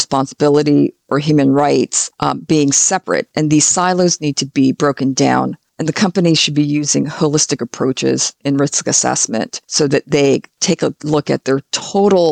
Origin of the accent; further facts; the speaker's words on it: California, United States; my home state of California